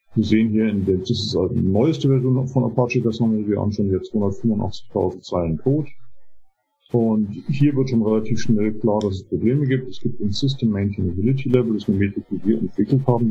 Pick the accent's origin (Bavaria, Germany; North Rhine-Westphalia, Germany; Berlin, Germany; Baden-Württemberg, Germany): Bavaria, Germany; Munich area; moved away as an adult; now in United States; ich komme ursprünglich aus der Münchner Gegend, bin 2018 in die Vereinigten Staaten gezogen